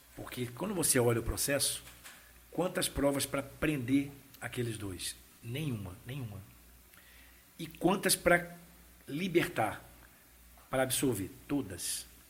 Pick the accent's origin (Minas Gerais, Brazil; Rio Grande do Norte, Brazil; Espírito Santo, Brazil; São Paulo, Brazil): Espírito Santo, Brazil; Vila Velha; also born or lived in Vitória; Eu nasci em Vitória, nasci em né? Vitória. né? Fui criado em Vila Velha, em Vila Nova, bairro de Vila Nova